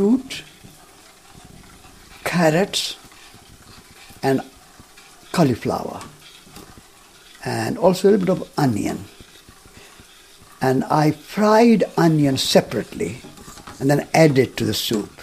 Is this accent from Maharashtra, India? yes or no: no; Rajasthan, India; moved away as an adult; I was born in India. I was born in Rajasthan, in a small town. And my mother was a farmer